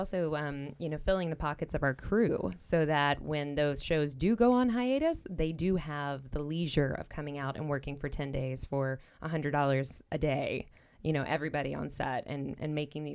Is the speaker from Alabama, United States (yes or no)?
yes; Alabama, United States; now in Chicago, United States; I'm from Alabama.